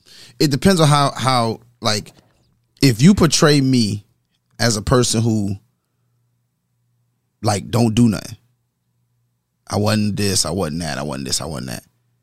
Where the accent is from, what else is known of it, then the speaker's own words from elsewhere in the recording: New York, United States; moved away as an adult; now in South Carolina, United States; I'm from New York.